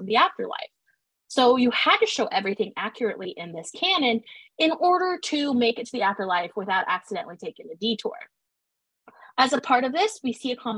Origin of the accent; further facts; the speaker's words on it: Washington, United States; I'm from Washington State.